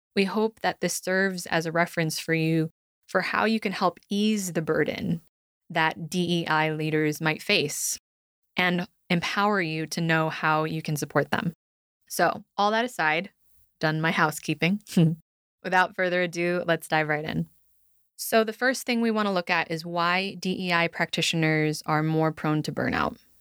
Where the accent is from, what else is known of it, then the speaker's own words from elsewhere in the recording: United States; being raised in a performance driven culture, actually, cultures as a Filipino American daughter of immigrants